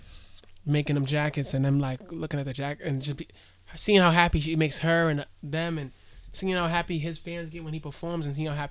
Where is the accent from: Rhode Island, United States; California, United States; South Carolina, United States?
Rhode Island, United States; I embrace my hometown